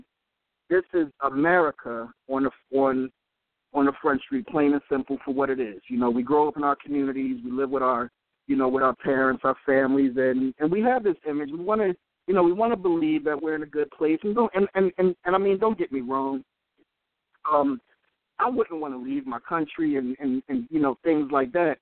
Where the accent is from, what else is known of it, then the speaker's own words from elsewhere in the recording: Philadelphia, Pennsylvania, United States; I'm from Philadelphia, born and raised